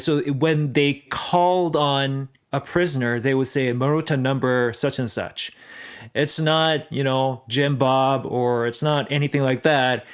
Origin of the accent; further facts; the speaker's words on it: South Korea; I'm from South Korea